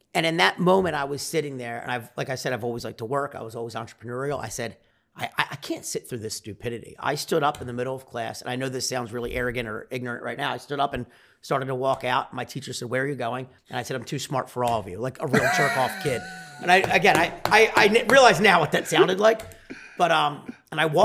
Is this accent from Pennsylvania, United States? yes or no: yes; Delaware County, Pennsylvania, United States; I'm from Delaware County, Pennsylvania. People that don't know that, it's called Delco, Delco. Uh, just south of Philadelphia.